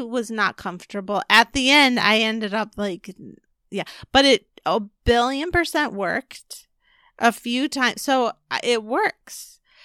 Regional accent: California, United States; I grew up in California

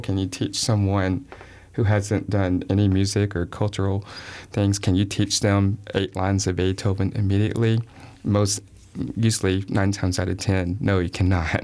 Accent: the South, United States; I'm from the South

